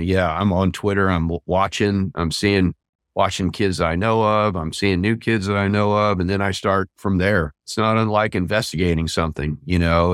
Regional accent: Southeast Kansas, United States; I grew up near Kansas City in Southeast Kansas.

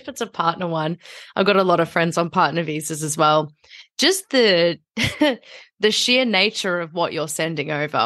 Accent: Melbourne, Victoria, Australia; as I grew up here

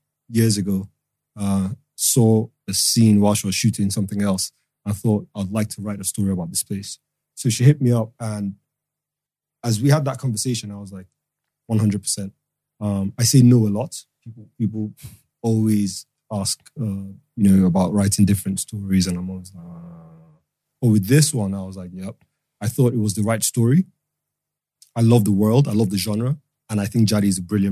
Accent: Lagos, Nigeria; also born or lived in Northwest London; now in London, United Kingdom; I'm a screenwriter from Lagos, Nigeria. Repping Northwest London.

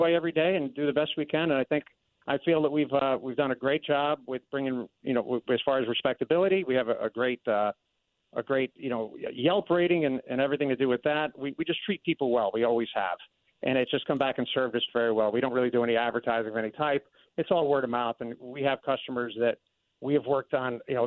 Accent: Norwalk, Connecticut, United States; also born or lived in Stamford, Connecticut; I was born in Stanford, but I grew up in Norwalk

